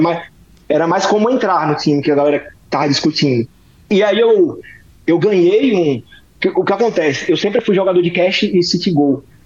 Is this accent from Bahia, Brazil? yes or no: no; Aracaju, Sergipe, Brazil; eu sou de Aracaju, Sergipe